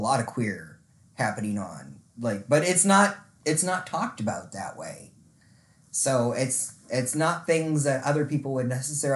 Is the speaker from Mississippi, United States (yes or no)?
yes; Mississippi, United States; born or raised there; also born or lived in Fort Wayne, Indiana